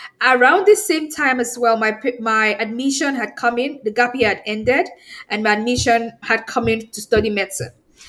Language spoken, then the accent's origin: English; Nigeria; I'm from Nigeria.